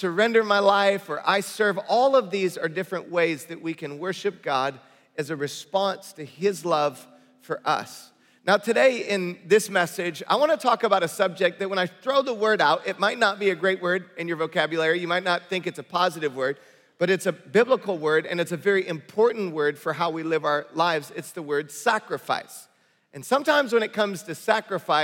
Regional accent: Detroit, Michigan, United States; also born or lived in Bay Area, California; now in Southern California, United States; I grew up in Detroit, Michigan.

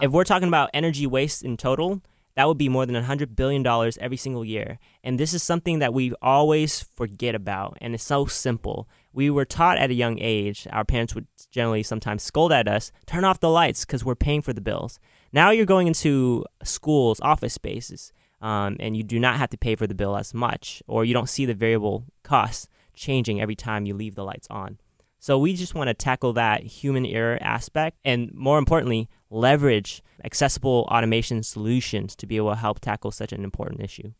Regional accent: Oakland, California, United States; Growing up in Oakland, uh, I learned a lot about technology at a young age

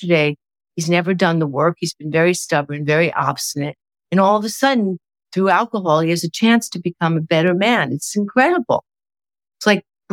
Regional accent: New York, United States; I'm a New Yorker

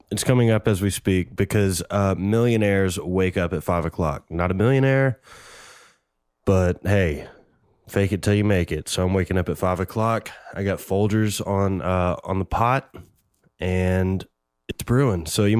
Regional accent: Nashville, Tennessee, United States; I was born and raised in Nashville, Tennessee. I grew up in a Christian home

